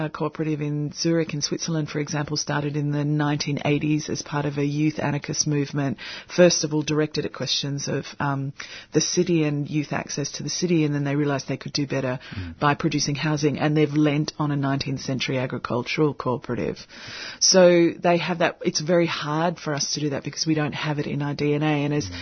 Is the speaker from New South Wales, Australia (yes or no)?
yes; Sydney, New South Wales, Australia; moved away; I'm originally from Sydney, and we have a very specific cabbage palm in the neighbourhood that my family live in.